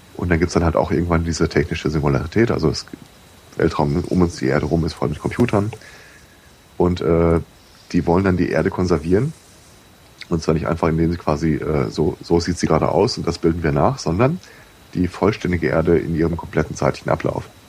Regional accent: Germany; born or raised there

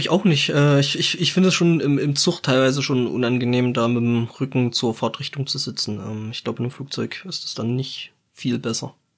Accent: Germany; bei uns in Deutschland

